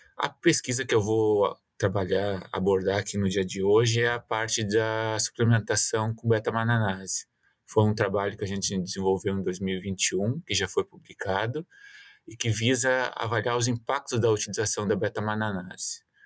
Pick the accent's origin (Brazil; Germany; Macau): Brazil; Mato Leitão, Rio Grande do Sul; moved away as an adult; also born or lived in Porto Alegre, Brazil; now in Quebec, Canada; Eu sou natural de Mato, Mato Leitão, interior do Rio Grande do Sul.